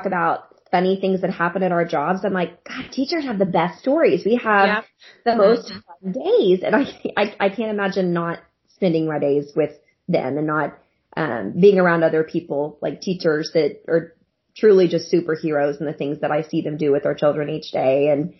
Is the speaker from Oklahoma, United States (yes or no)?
yes; Norman, Oklahoma, United States; I'm from Norman, Oklahoma.